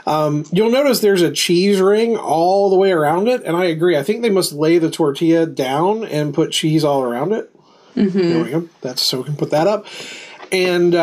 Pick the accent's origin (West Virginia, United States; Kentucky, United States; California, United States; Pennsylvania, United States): West Virginia, United States; Southern; I am from Southern West Virginia, where biscuits are king